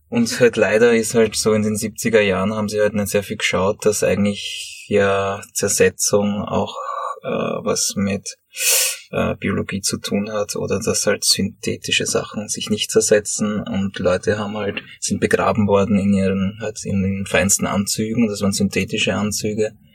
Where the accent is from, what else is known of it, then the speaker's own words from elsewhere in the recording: Sommerein, Lower Austria, Austria; also born or lived in Höflein / Vienna; ich grabe an den Orten, wo ich aufgewachsen bin. In Sommerrhein hier, wo ich meine Kindheit verbracht habe